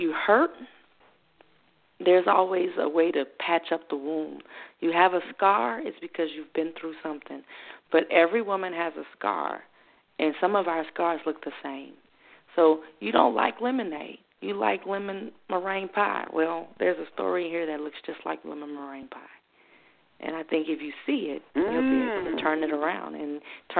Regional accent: New Orleans, Louisiana, United States; moved away; I was raised in New Orleans where there was somewhat segregation even in 1992

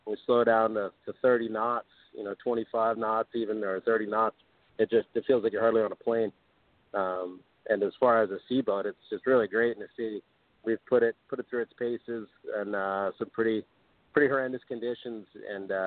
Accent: Cape Cod, Massachusetts, United States; also born or lived in Martha's Vineyard, Massachusetts; I lived on Martha's Vineyard Island off the south coast of Massachusetts when I was very young, and then moved over to Cape Cod, where I spent my formative years, middle school, high school

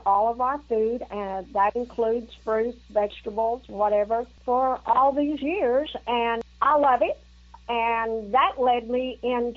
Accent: Houston, Texas, United States; moved away as an adult; also born or lived in Corpus Christi, Texas; now in Rusk, United States; I was born in Corpus Christi, Texas. I grew up in Houston

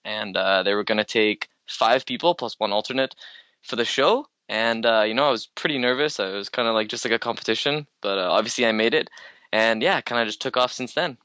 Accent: Canada; I'm only Canadian

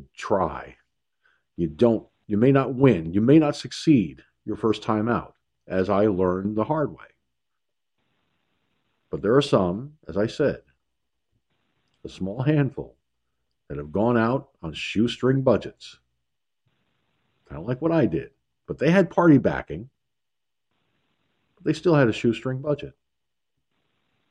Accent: Peekskill, New York, United States; I ran for city council in my hometown years ago.

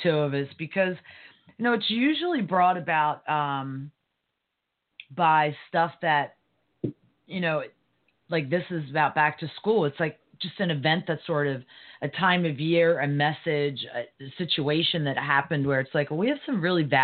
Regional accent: United States; being an American

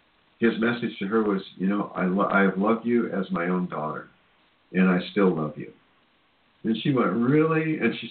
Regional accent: Cedar Rapids, Iowa, United States; moved away; I'm from Cedar Rapids, Iowa

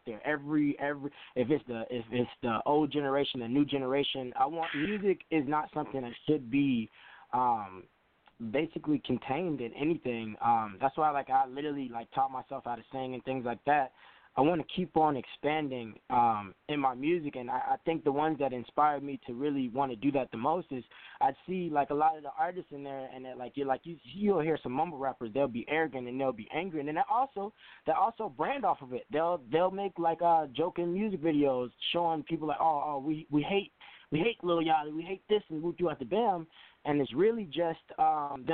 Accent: Chicago, Illinois, United States; I'm calling from Chicago, Illinois. I'm born and raised here.

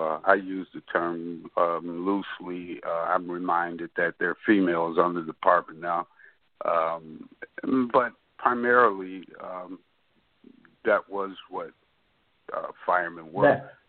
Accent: Chicago, Illinois, United States; I'm a Chicago. I grew up in Chicago. Lived in South Shore community when I was in high school, of course. East Englewood, growing up.

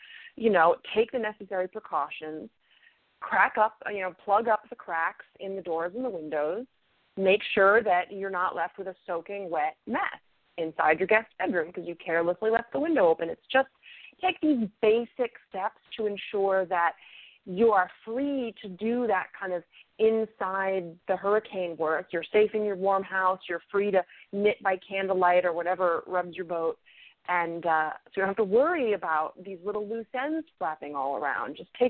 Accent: New England, United States; I grew up in New England where hurricanes are just a thing that happen constantly.

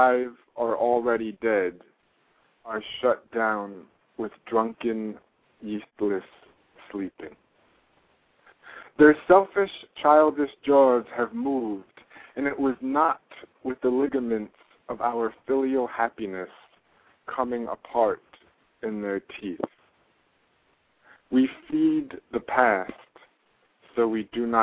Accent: New York City, New York, United States; I was raised in Park Slope, Brooklyn

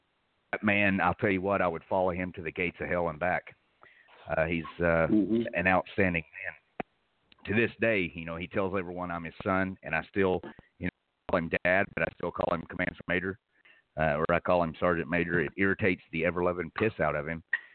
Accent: the South, United States; So, you know, I'm from the South. I probably do wear a pinky ring.

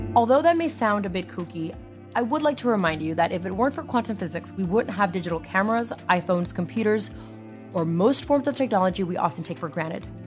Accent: United States; Growing up in the United States

